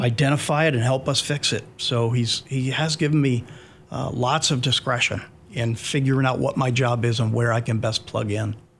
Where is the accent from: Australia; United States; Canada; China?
United States; Pennsylvania; moved away as an adult; now in Clarksville, United States; my home state of Pennsylvania